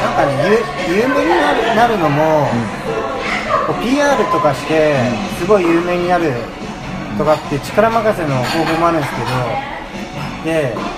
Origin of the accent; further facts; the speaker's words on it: Oita, Japan; moved away as an adult; also born or lived in Tokyo; 僕もあのまあこっち出身